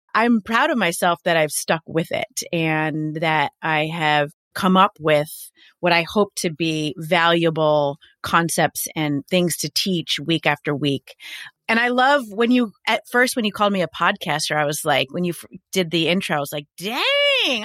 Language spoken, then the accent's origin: English; New York, United States; I'm a New Yorker